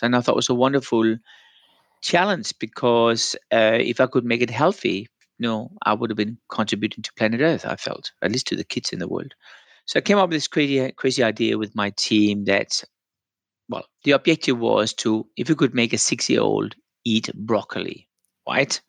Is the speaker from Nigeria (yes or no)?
no; Denmark; moved away; I'm from Denmark originally